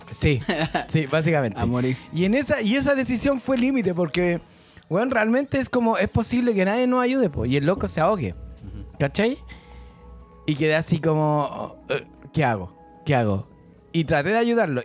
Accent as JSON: {"language": "Spanish", "town": "Santiago", "region": "Santiago Metropolitan Region", "country": "Chile", "said": "vengo de La Pintana"}